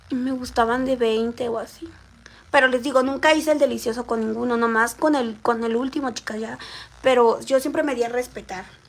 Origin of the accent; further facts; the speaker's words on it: Xalapa, Veracruz, Mexico; Soy de la ciudad de Jalapa